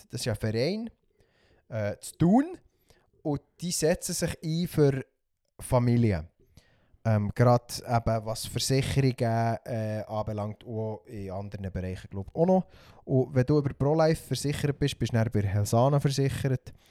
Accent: Switzerland; gerade für uns Schweizer

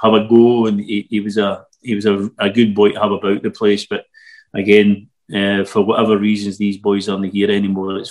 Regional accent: Newarthill, Scotland, United Kingdom; as a local boy, as I said, growing up in Newark Hill

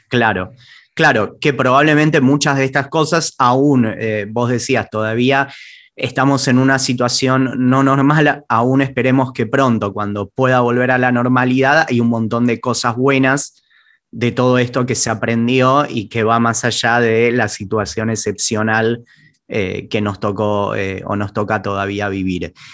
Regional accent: Argentina

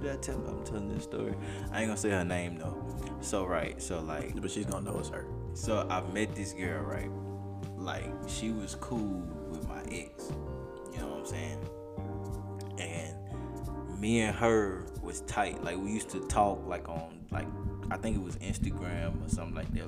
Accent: Alabama, United States; I'm from Alabama

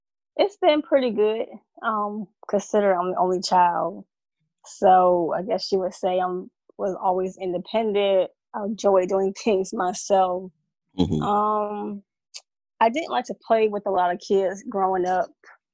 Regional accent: Suffolk, Virginia, United States; also born or lived in Sumter, South Carolina / Hawaii; I am from VA, Suffolk, Virginia. 757.

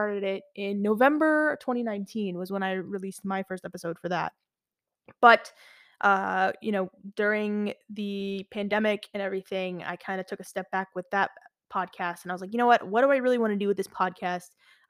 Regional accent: Beirut, Beirut Governorate, Lebanon; moved away; Then I went back to my home country. I'm Lebanese. So I went back after 12 years to Lebanon. I'm from Beirut, Lebanon, or Beirut, Lebanon.

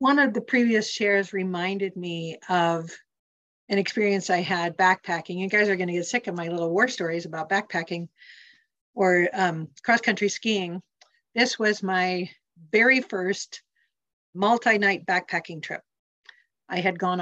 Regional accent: Montana, United States; also born or lived in Salem, Oregon; now in Central Oregon, United States; I grew up in Montana, where a fast moving creek had slippery rocks on the bottom.

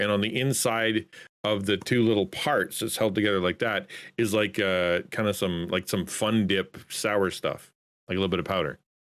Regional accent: Canada; I'm Canadian

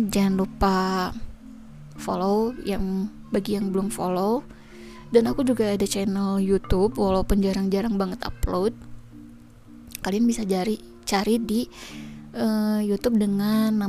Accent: Bandung, West Java, Indonesia; kebetulan aku lahir di Bandung dan lama tinggal di Bandung

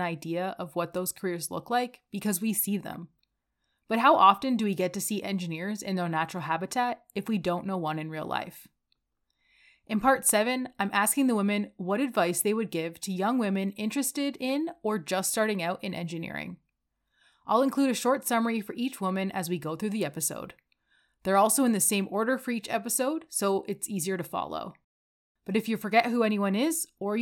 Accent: Calgary, Alberta, Canada; I'm from Calgary, Alberta.

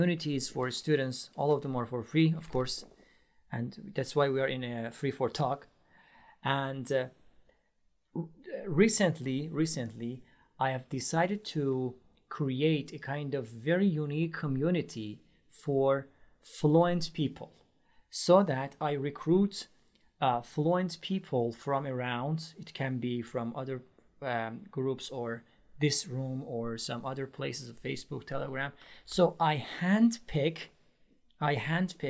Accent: Iran; English is a second language; moved away as an adult; now in Istanbul, Turkey; I am originally from Iran. But I live in Istanbul, Turkey

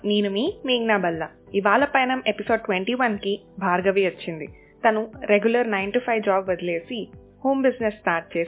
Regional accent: Dosakayalapalli, Andhra Pradesh, India; also born or lived in Rajahmundry; మా ఊరు దోసకాయలపల్లి

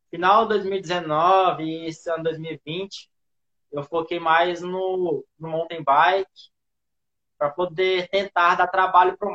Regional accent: Gurupi, Tocantins, Brazil; Bom, eu sou de Gurupi, a bike está na minha vida desde que entendo por

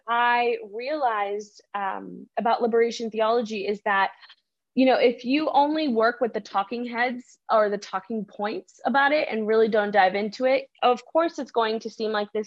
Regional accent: United States; first language Spanish; English is a second language; growing up in the United States

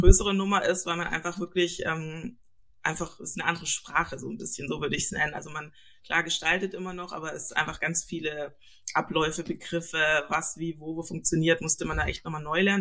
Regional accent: Stuttgart, Baden-Württemberg, Germany; moved away as an adult; now in Lübeck, Germany; Ich komme eigentlich aus Süddeutschland, aus Stuttgart und äh, genau, bin da aufgewachsen, geboren und so weiter

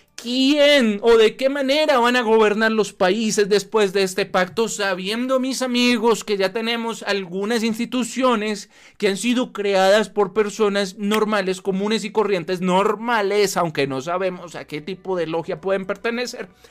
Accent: Colombia; nosotros como colombianos

